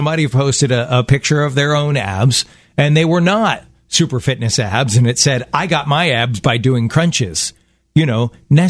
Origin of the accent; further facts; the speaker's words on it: Baltimore, Maryland, United States; moved away; We're from Baltimore.